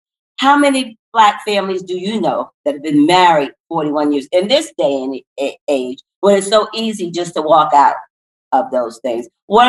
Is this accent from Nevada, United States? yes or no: no; Paterson, New Jersey, United States; moved away; as we talk about coming from P-Town or Paterson, New Jersey, we weren't all born with silver spoons in our minds. As a matter of fact, we've told you that we come from the Christopher Columbus housing project, where violence and drug abuse was the norm.